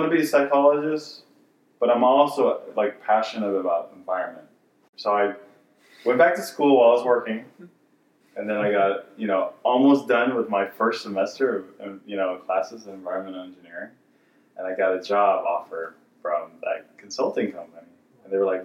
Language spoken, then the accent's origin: English; Houston, Texas, United States; also born or lived in Willmar, Minnesota; grew up in the suburbs of Houston, went to U of H, studied psychology